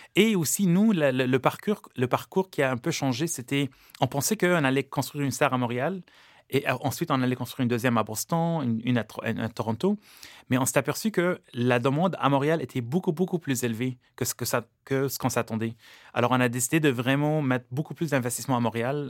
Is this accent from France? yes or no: no; Lebanon; now in Canada; je suis libanais d'origine et au Liban, j'ai vécu dans le monde de l'agriculture.